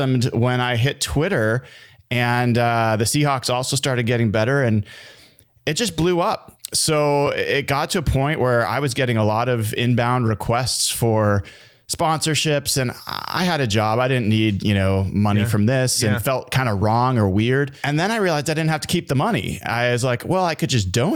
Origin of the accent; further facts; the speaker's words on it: Portland, Oregon, United States; moved away as an adult; also born or lived in Washington, D.C.; now in Seattle, United States; I grew up in Portland, Oregon